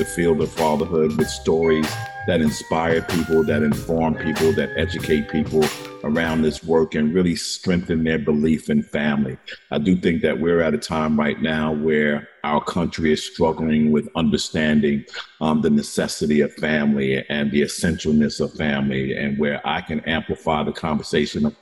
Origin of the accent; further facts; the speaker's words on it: New York, United States; I'm a New Yorker